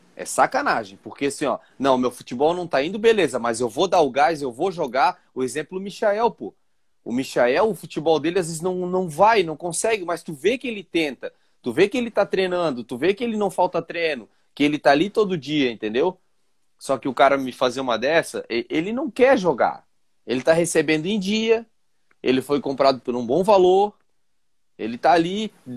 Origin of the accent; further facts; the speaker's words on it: Vila Velha, Espírito Santo, Brazil; nossa terrinha, Vila Velha, Espírito Santo.